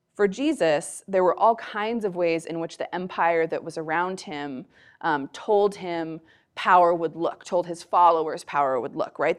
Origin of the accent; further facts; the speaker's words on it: United States; I'm a white person, I grew up in America